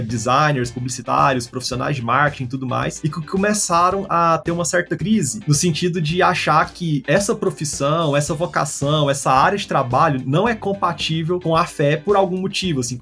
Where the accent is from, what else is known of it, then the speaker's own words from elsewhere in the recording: Goiânia, Goiás, Brazil; eu sou daqui de Goiânia, desse lugar que eu amo